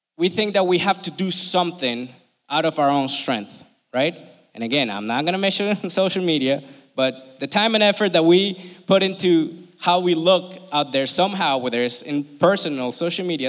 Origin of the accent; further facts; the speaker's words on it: Colombia; now in United States; I'm from Colombia, right? I love this country and I've been here for almost 20 years now